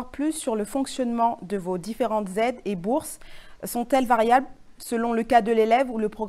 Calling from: Angers, Pays de la Loire, France; Bonjour, nous sommes d'Angers et à Paris, je sais que le, logement est un casse-tête.

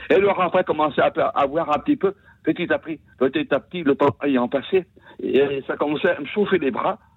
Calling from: Saint-Étienne-de-Saint-Geoirs, Auvergne-Rhône-Alpes, France; je suis donc de Saint-Étienne de Saint-Joire là. Oui. En l'Isère là

